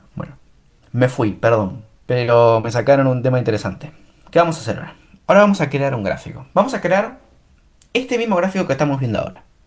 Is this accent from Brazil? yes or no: no; Argentina; soy argentino